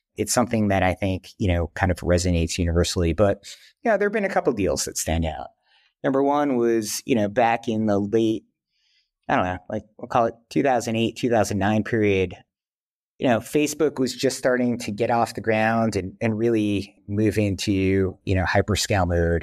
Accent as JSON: {"language": "English", "region": "New York", "country": "United States", "tie": "born or raised there", "also_born_or_lived": "Wisconsin", "said": "I grew up here in New York"}